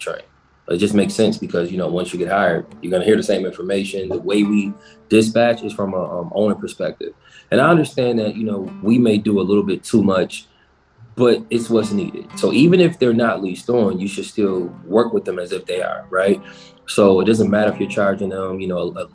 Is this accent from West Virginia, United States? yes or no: no; Buffalo, New York, United States; I'm from Buffalo